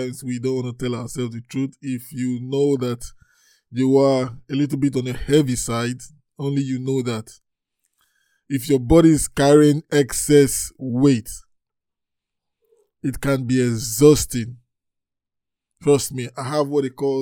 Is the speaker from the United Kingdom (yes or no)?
no; Nigeria; I'm from Nigeria